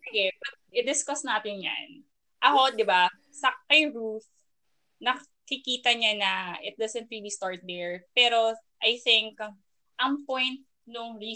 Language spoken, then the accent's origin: Tagalog; Philippines; as a Filipino, 'di ba?